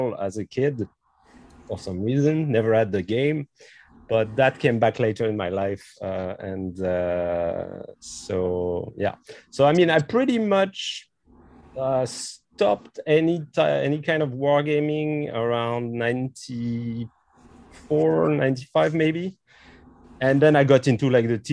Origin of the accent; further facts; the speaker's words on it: Brittany, France; also born or lived in Quebec; now in Montreal, Canada; I'm actually French. I'm from France. I'm from Brittany. So I moved to Quebec 20 years ago now.